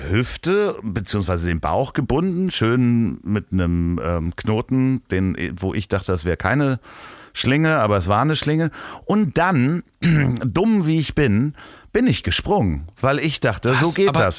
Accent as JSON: {"language": "German", "region": "Hamburg", "country": "Germany", "tie": "born or raised there", "said": "bei uns in Hamburg"}